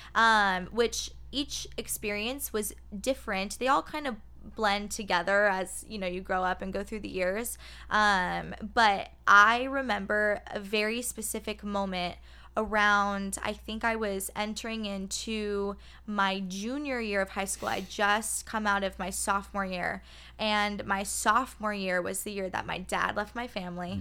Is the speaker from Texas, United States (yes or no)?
no; Phoenix, Arizona, United States; I am born and raised in Phoenix, Arizona